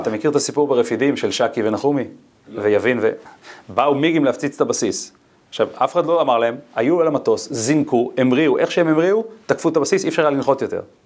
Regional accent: Ginosar, Northern District, Israel; אני גדלתי בקיבוץ גנוסר

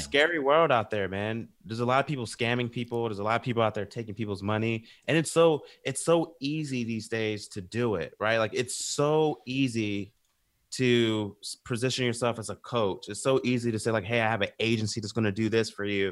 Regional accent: the South, United States; we literally grew up together, and we're from the South too

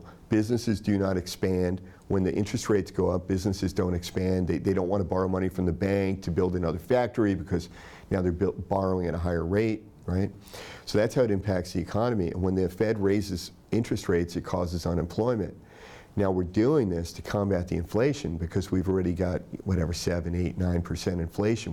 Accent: Tennessee, United States; I grew up in Tennessee

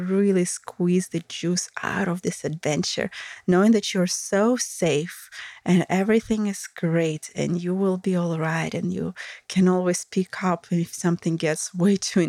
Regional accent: Russia; accent: Russian; English is a second language; my Russian accent

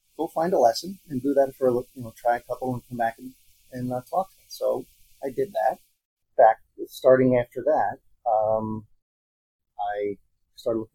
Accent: Albany, New York, United States; now in Ballston Spa, United States; growing up in Albany, we'd go to the track when they came to Saratoga

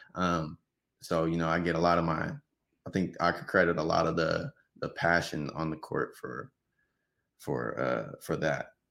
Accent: Riverside, California, United States; also born or lived in Los Angeles, California / Sacramento, California; I'm from East Riverside, born and raised

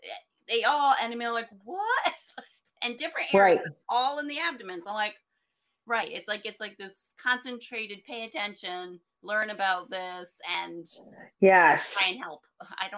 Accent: Sharon Springs, New York, United States; I grew up in Sharon Springs

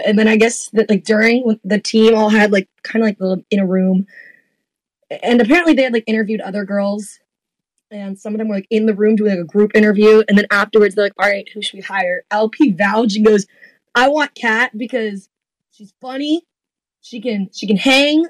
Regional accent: South Florida, United States; moved away; also born or lived in Louisville; I grew up in South Florida

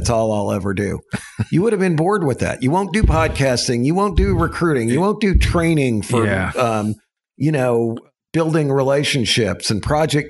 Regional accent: Texas, United States; And, you know, I'm from Texas and it's flat and it's concrete and it's hot, you know, and now here we are in the Ozark Mountains and I've got these, all these other Texans

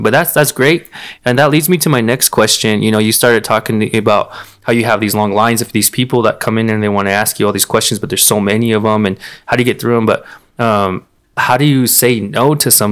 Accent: Peña, Seaside, New Mexico, United States; I grew up in Peña. I grew up in Seaside

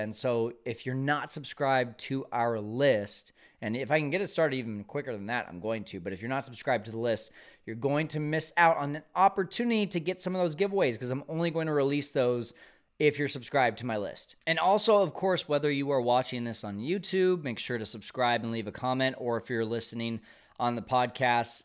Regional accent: Fresno, California, United States; I'm from Fresno.

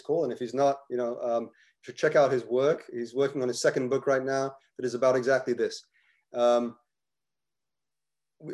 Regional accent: Iran; now in United States; someone who was born in Iran

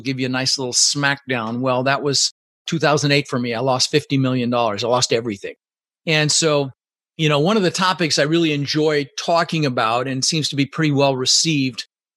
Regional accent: Denver, Colorado, United States; English is a second language; also born or lived in Netherlands; I immigrated to this country when I was 6 years old with my mother, Svante, and my brother, Albert. I was born in the Netherlands, in Holland, you know, wooden shoes. And my mom brought us over to the United States, and we ended up in Denver, Colorado. And we grew up pretty poor.

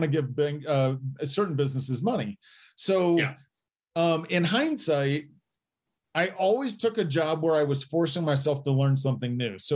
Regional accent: Indiana, United States; moved away as an adult; also born or lived in Detroit; now in Colorado, United States; I grew up in Indiana, went to Indiana University

